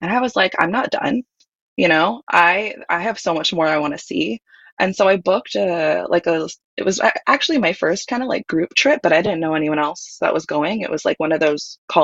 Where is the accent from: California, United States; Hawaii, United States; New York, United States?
Hawaii, United States; I grew up in Hawaii